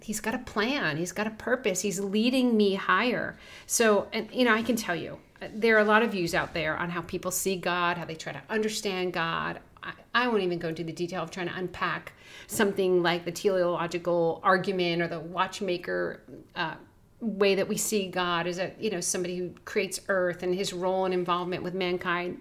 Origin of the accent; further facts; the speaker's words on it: New Jersey, United States; I grew up in Jersey